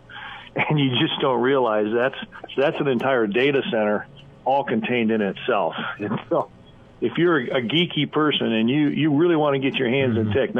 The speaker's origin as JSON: {"language": "English", "town": "Lincoln", "region": "Nebraska", "country": "United States", "tie": "born or raised there", "said": "I grew up in Lincoln, Nebraska as an urban kid"}